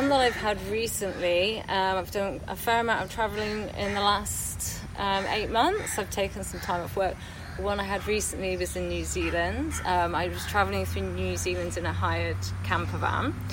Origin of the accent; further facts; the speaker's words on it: Wales, United Kingdom; now in London, United Kingdom; um, am Welsh um, but I live in London. I've been living in London for the last 12 years.